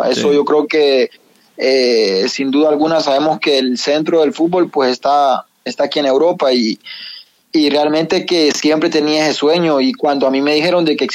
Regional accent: San Pedro Sula, Cortés, Honduras; Bueno, vengo de, de, Honduras, yo soy hondureño, de la ciudad de San Pedro Sula.

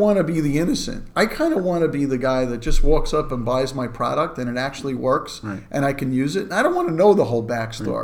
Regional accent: New York City, New York, United States; I grew up in Brooklyn

